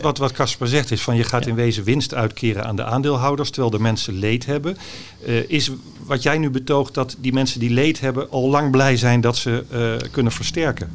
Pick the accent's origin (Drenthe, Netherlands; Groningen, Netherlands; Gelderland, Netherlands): Groningen, Netherlands; Haren; Ik ben geboren en getogen in Haren